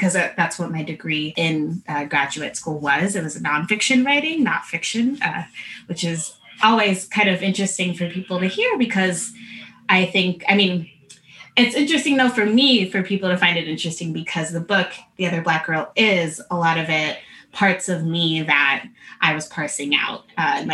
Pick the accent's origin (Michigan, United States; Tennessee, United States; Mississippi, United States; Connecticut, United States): Connecticut, United States; I had also been used to being the only Black girl as a kid when I grew up in Connecticut